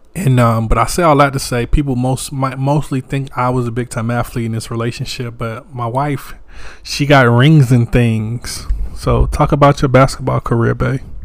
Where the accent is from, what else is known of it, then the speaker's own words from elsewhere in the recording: Wagram, North Carolina, United States; I'm from a little town too. I'm from Wagram, North Carolina.